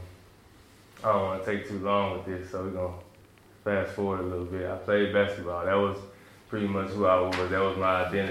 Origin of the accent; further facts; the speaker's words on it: Memphis, Tennessee, United States; also born or lived in New York City; me and my family, we moved to Memphis, Tennessee